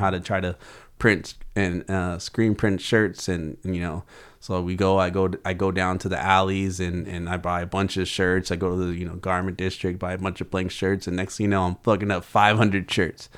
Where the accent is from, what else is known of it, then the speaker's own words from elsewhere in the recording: Oxnard, California, United States; grew up in South Oxnard